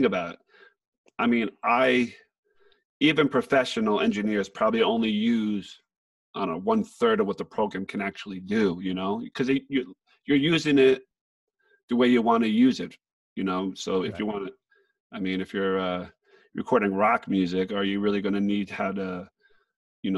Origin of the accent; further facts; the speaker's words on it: New Jersey, United States; moved away; I'm from Jersey